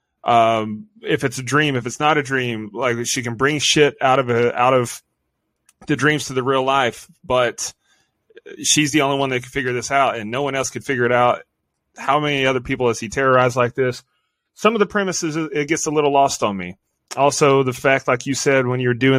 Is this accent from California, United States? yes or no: no; East Tennessee, United States; I grew up in East Tennessee